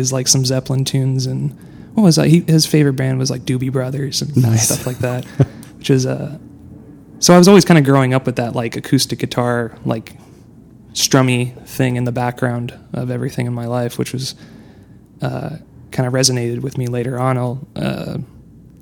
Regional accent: Decatur, Illinois, United States; moved away as an adult; now in Brooklyn, United States; I'm from Decatur, Illinois, originally

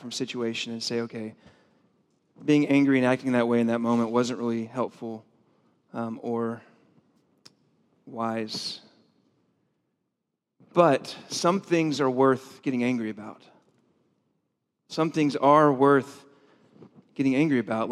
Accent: the South, United States; I grew up in the South

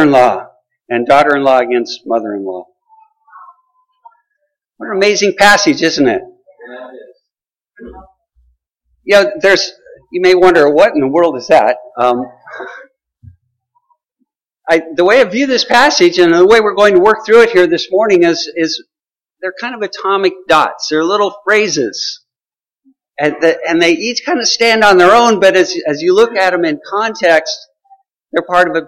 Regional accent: Colorado, United States; I grew up in Colorado

